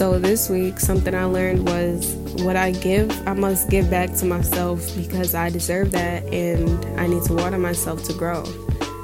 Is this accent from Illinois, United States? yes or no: no; New York, United States; I grew up in New York